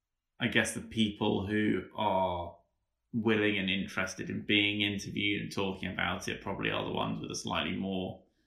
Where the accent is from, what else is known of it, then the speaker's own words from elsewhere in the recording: England, United Kingdom; as an English person